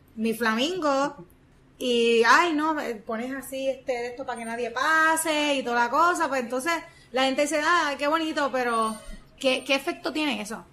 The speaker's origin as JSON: {"language": "Spanish", "country": "Puerto Rico", "said": "como seres humanos puertorriqueños que somos, caribeños"}